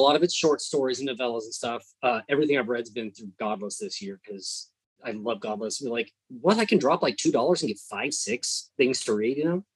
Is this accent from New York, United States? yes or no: no; California, United States; moved away as an adult; now in Texas, United States; I grew up in California, but I've been in Texas for holy cow since 2006